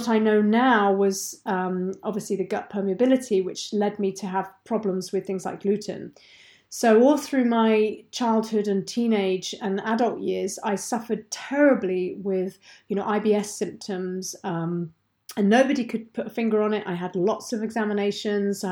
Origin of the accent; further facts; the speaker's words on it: England, United Kingdom; moved away as an adult; now in Deeside, Scotland; I'm not Scottish. I'm very English